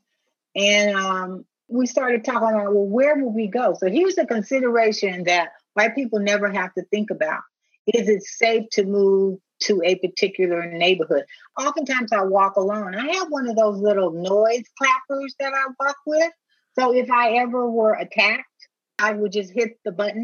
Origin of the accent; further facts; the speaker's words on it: United States; I'm a black woman. That's how I'm treated in this country